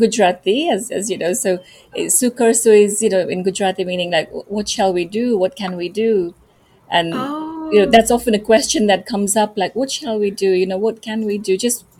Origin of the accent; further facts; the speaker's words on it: Nairobi, Kenya; also born or lived in United Kingdom; now in Vancouver, Canada; I was born and brought up in Kenya, in Nairobi, Kenya. And then I moved to the UK. And then now I live in Canada. It's been about 2 years.